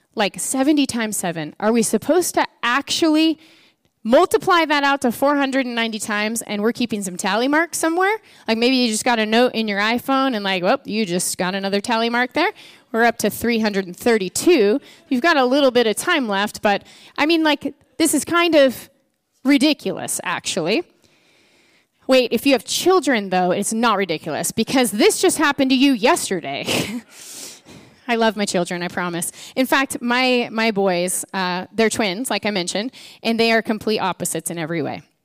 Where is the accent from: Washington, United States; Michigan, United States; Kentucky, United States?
Washington, United States; Edmonds; I grew up in Edmonds